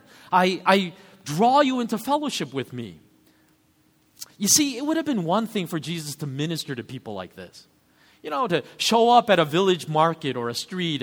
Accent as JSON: {"language": "English", "country": "United States", "said": "as an American reader of this story"}